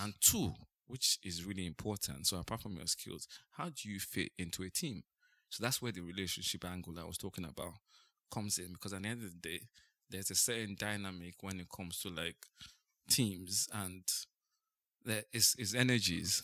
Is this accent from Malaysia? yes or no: no; Nigeria; moved away as an adult; now in United Kingdom; I was born in Ni-, I raised in Nigeria. I lived in Nigeria for, like, um, many years